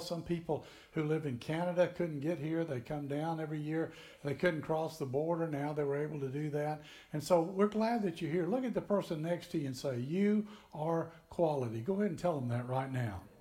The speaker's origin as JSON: {"language": "English", "region": "Tennessee", "country": "United States", "tie": "born or raised there", "also_born_or_lived": "Florida", "moved": "as an adult", "said": "we grew up in Tennessee"}